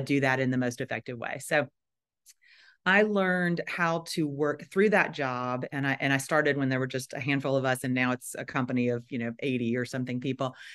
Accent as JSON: {"language": "English", "town": "Nashville", "region": "Tennessee", "country": "United States", "also_born_or_lived": "Chicago / Washington, D.C.", "moved": "as an adult", "said": "I am from Nashville, Tennessee"}